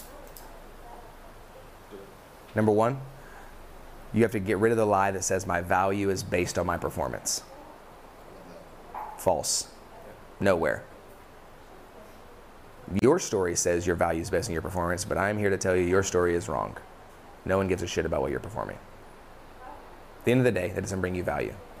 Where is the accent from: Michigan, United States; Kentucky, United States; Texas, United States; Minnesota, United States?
Texas, United States; Dallas; also born or lived in Kansas; I was born in Kansas and I lived there for about a week. Moved back to Dallas.